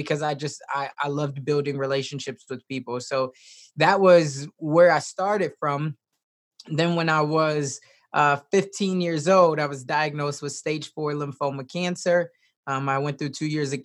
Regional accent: Chicago, Illinois, United States; now in Omaha, United States; I was raised originally in Chicago, Southside. So I grew up with a single mom

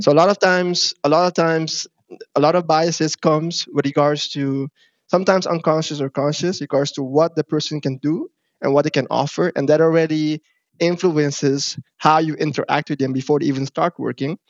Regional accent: Curaçao; now in Netherlands; I'm not from Africa myself, but I do come mm-hmm. from Curacao

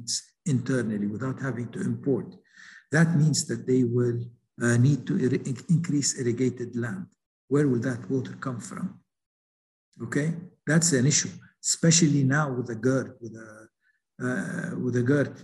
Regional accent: Lebanon; my home country, Lebanon

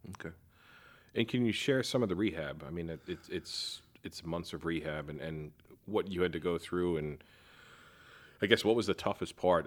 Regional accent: New York, United States; moved away as an adult; now in Fort Worth, United States; growing up in New York

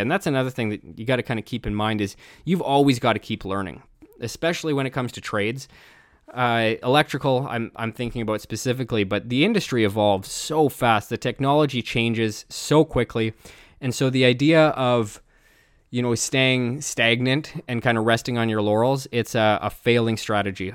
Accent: Canada; I'm Canadian

